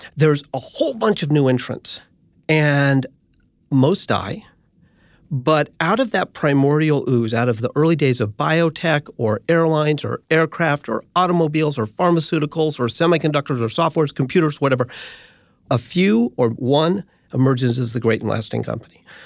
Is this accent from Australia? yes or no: no; United States; also born or lived in San Francisco, California / Boulder, Colorado; I grew up in San Francisco and Boulder, Colorado.